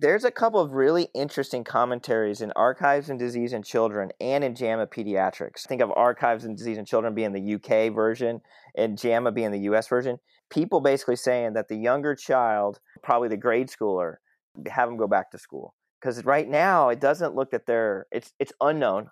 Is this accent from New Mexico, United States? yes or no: no; Southwest Oklahoma, United States; I grew up in Southwest Oklahoma. I grew up in a town of 20,000 people.